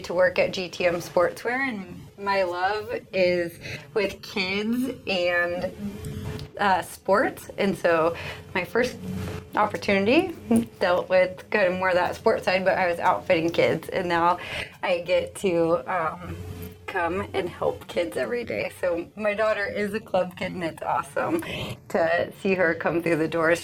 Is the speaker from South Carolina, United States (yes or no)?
no; Lenexa, Kansas, United States; moved away as an adult; now in Manhattan, Kansas, United States; I come from Kansas City originally, so Lenexa, Kansas